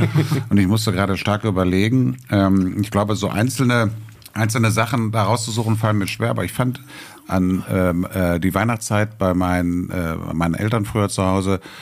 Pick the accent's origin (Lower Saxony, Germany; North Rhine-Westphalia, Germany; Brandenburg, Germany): North Rhine-Westphalia, Germany; Welheim; ich komme komm aus Wellheim, ich lebe in Wellheim